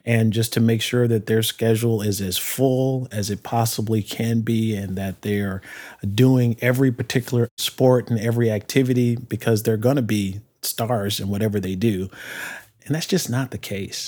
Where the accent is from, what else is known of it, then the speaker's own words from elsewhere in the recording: Detroit, Michigan, United States; I grew up in Detroit